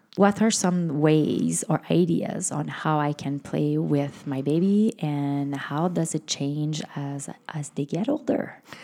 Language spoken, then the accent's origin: English; Canada; accent: French Canadian; I am French Canadian. This is where this little accent uh, comes from